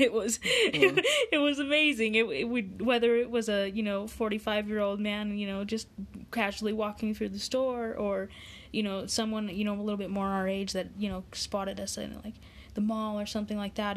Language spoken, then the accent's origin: English; Utah, United States; being from Utah